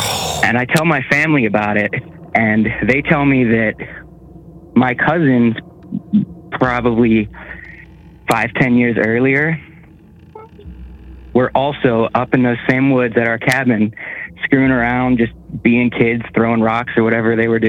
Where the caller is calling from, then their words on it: Pittsburgh, Pennsylvania, United States; and I'm calling from Pittsburgh, Pennsylvania.